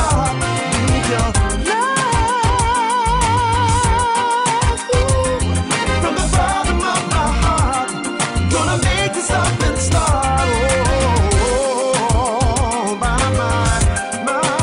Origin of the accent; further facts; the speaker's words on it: Melksham, South West England, United Kingdom; Growing up in Melsham Town, I used to listen to Robbie Vincent